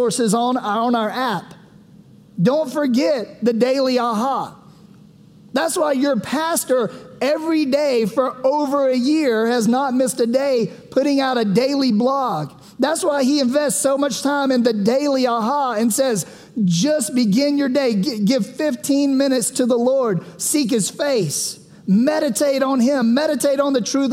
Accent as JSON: {"language": "English", "town": "Sumter", "region": "South Carolina", "country": "United States", "said": "I'm from Sumter, South Carolina"}